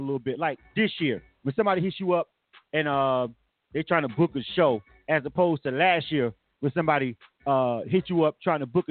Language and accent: English; Panama City, Florida, United States; I'm from Florida myself. So, you know, that's where I was born and raised.